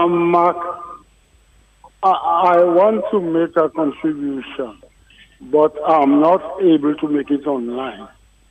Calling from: Salisbury, Dominica; I'm calling from Salisbury.

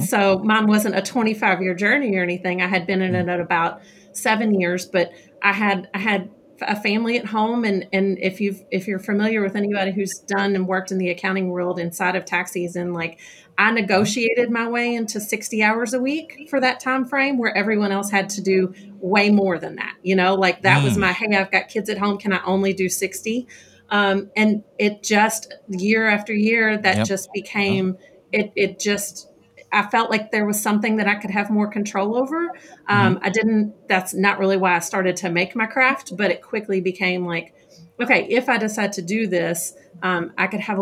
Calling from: Kentucky, United States; I am just south of Louisville, Kentucky.

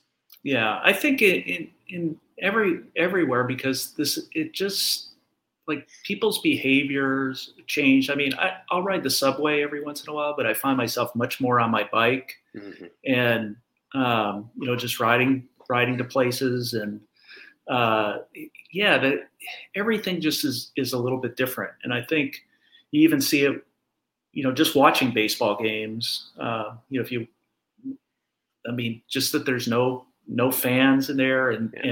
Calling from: New York, United States; I'm calling from Harlem, uh, New York

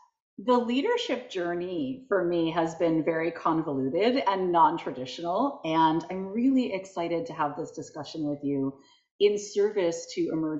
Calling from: Providence, Rhode Island, United States; I am just outside of Providence, Rhode Island.

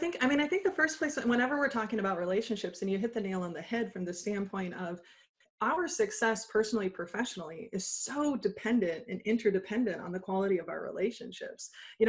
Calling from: Des Moines, Iowa, United States; I am calling in from Des Moines, Iowa. So middle of the United States.

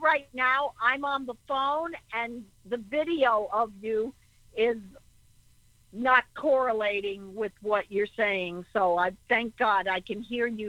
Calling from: Connecticut, United States; …. I'm from Connecticut

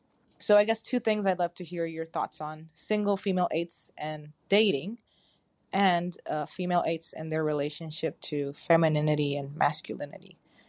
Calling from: Puerto Rico; I am Anonymous from Puerto Rico.

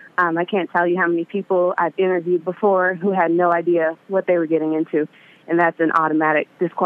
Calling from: Vallejo, California, United States; From Vallejo, the Bay Area.

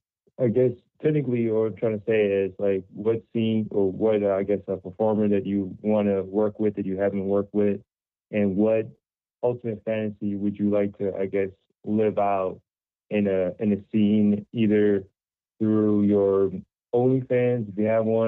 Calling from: Illinois, United States; Hello, James. This is … from Illinois.

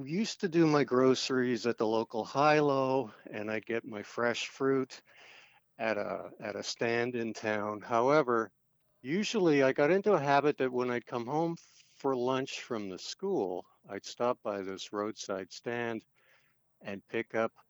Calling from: Toronto, Ontario, Canada; I'm calling from Toronto.

